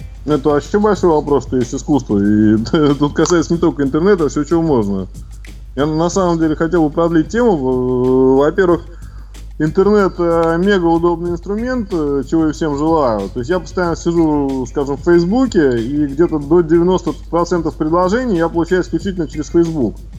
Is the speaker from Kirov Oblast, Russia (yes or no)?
no; Saint Petersburg, Russia; в Санкт-Петербурге работы у меня давно нету